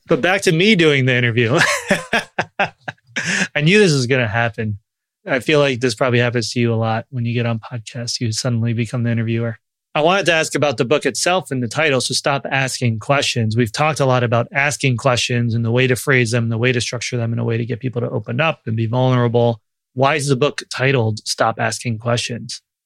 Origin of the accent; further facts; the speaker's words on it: Long Island, New York, United States; I grew up Jewish. I struggled a lot with it in a town that was, had a ton of Jews in Long Island and New York